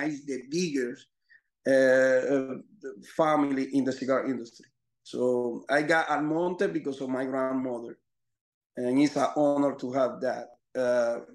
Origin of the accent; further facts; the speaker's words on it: Dominican Republic; I'm from Dominican Republic, which is a 11 million population, small country